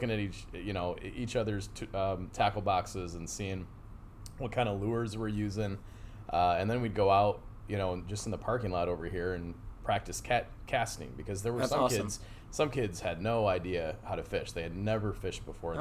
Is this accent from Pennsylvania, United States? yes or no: no; Cadillac, Michigan, United States; moved away as an adult; also born or lived in Fort Wayne, Indiana; now in Knoxville, United States; I grew up in Cadillac, Michigan